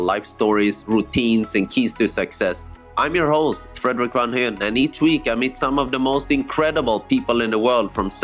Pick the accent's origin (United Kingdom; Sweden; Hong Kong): Sweden; I grew up in Sweden, I think in a small town